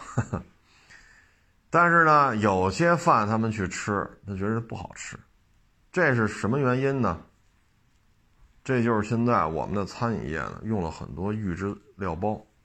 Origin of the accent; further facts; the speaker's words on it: Beijing, China; 打小生在这儿长在这儿